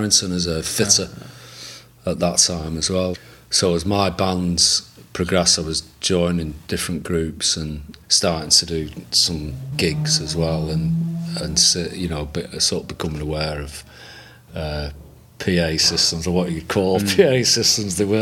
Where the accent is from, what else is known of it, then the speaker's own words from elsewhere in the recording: Manchester, North West England, United Kingdom; I lived in Chorlton. I was born and bred in Chorlton.